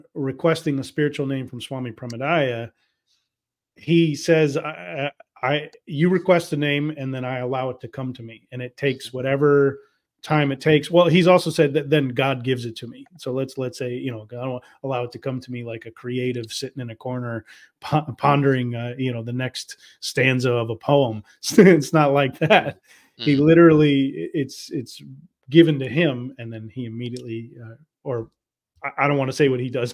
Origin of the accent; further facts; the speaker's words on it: United States; I, as an American